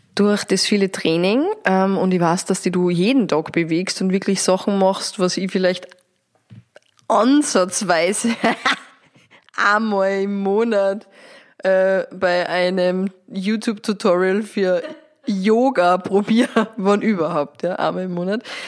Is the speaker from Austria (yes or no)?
yes; Austria; da, wo wir daheim sind, Österreich